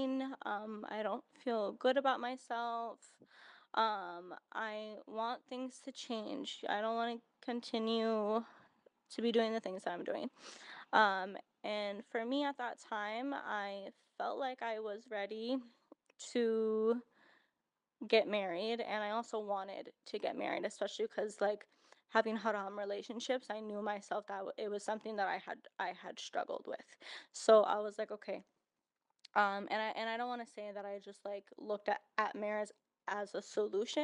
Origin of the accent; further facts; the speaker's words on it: United States; growing up in America